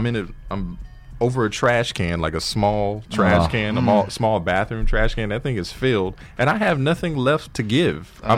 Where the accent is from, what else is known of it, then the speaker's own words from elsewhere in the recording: Inglewood, California, United States; when I was a little kid growing up in Inglewood. So I grew up on the intersection of Manchester and Fifth Avenue.